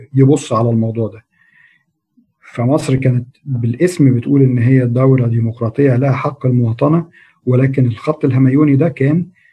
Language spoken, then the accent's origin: Arabic; Egypt